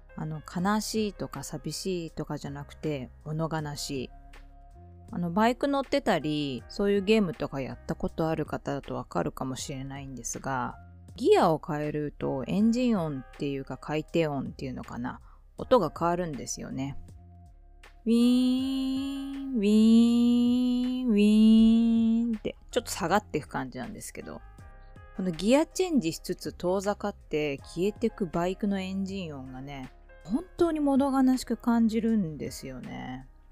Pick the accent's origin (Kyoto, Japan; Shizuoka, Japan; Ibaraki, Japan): Shizuoka, Japan; Shimizu; moved away as an adult; also born or lived in Tokyo; now in Yokohama, Japan; 清水の生まれ育ちです